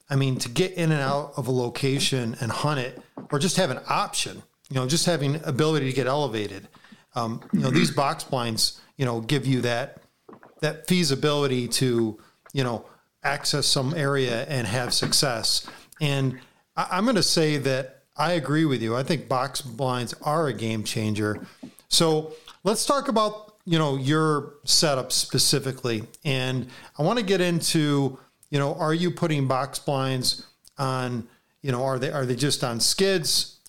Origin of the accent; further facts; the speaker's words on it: New York, United States; being a New Yorker